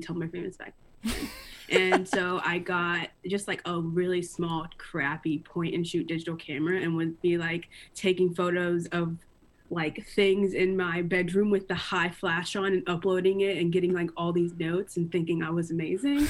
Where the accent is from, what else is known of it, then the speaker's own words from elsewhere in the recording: Greensboro, North Carolina, United States; born and raised in Greensboro. Lived here my entire life, pretty much.